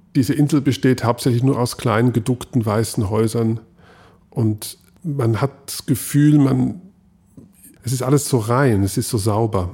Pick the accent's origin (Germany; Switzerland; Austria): Switzerland; ich habe das Skifahren als Schweizer geopfert